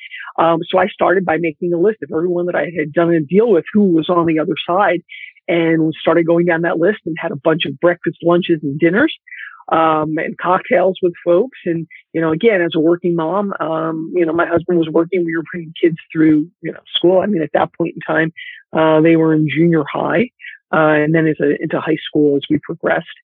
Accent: Philadelphia, Pennsylvania, United States; moved away as an adult; now in California, United States; I was born and raised in Philadelphia

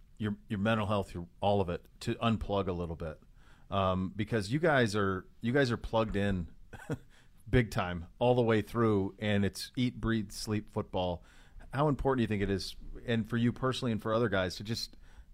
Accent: Montana, United States; I grew up in Montana with cattle and had a ranch or whatever.

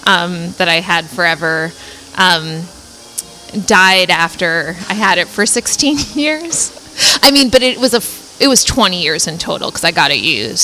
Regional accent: Cambridge, Massachusetts, United States; moved away as an adult; also born or lived in Washington, D.C. / New Orleans / Boston; now in San Francisco Bay Area, United States; I grew up in Cambridge, Massachusetts. And lived there until I went to college in D.C. And then I lived in New Orleans for a couple years, where I did Teach for America.

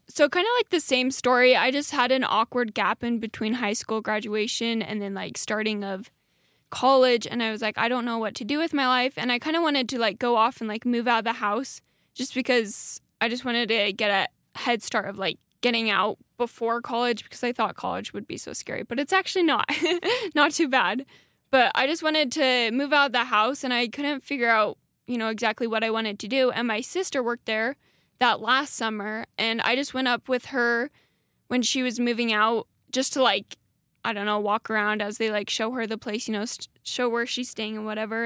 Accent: Dietrich, Idaho, United States; now in Rexburg, United States; I'm from a small town. It's called Dietrich, Idaho

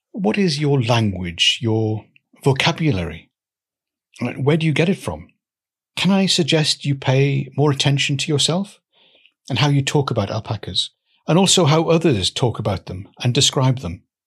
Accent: Newcastle, North East England, United Kingdom; moved away; also born or lived in Swansea; I grew up in Newcastle

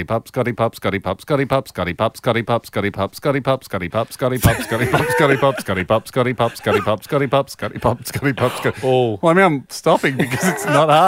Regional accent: Melbourne, Victoria, Australia; we grew up in Melbourne

